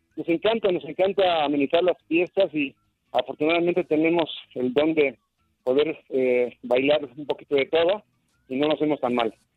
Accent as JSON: {"language": "Spanish", "country": "Mexico", "said": "como mexicanos que somos"}